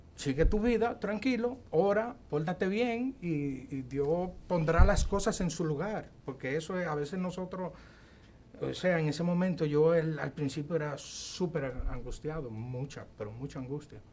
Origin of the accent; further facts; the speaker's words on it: Bonao, Monseñor Nouel, Dominican Republic; yo soy de Bonao